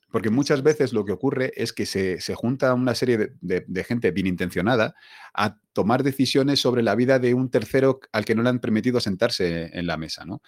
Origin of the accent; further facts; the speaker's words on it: Spain; yo nací aquí en España